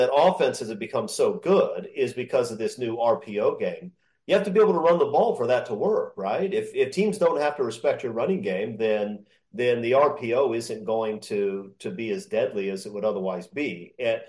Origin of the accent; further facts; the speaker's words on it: Southern California, United States; moved away as an adult; also born or lived in Kansas City; I grew up in Southern California. I went to college in Kansas City.